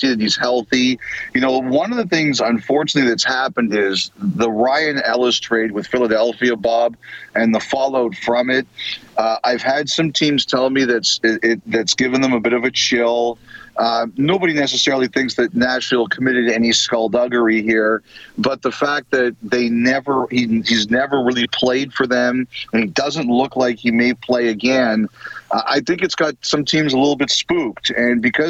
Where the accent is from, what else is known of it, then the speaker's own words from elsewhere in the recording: Toronto, Ontario, Canada; I grew up in Toronto.